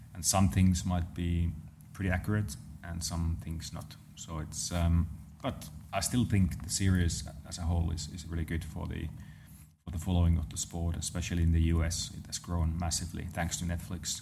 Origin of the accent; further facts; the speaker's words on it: Lahti, Päijät-Häme, Finland; around my hometown, there's those roads that are just meant to be driven, uh, fast. Um, so nice. So around Lahti area in, in Finland